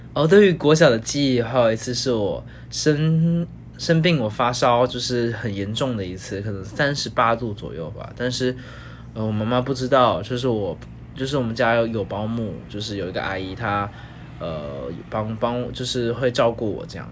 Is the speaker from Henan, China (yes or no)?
no; Zhuhai, Guangdong, China; now in Taiwan; 小时候其实不在台湾生活，小时候在广东珠海，然后是一个跟高雄很像，然后一样是，呃，热，热带，然后一年十二个月可能有九个月都是夏天，然后，呃，是个靠海的城市